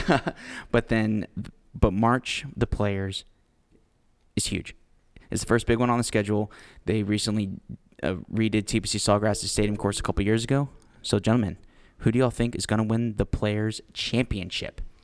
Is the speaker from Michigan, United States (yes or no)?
no; Houston, Texas, United States; we are from Houston. And since we're from Houston